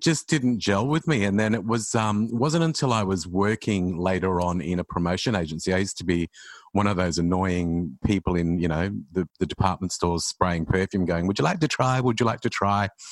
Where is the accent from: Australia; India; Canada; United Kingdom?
Australia; Queensland; moved away as an adult; also born or lived in Sydney; I moved to Sydney when I was from Queensland when I was about nineteen